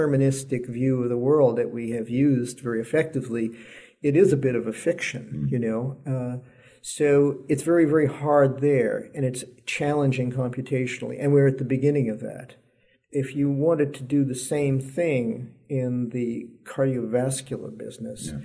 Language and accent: English; New York City, New York, United States; moved away; also born or lived in California / Texas; I was born and raised in New York